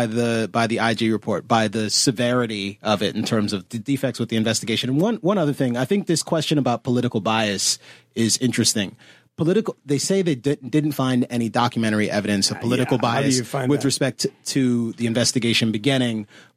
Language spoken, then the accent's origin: English; Washington, District of Columbia, United States; Washington, D.C.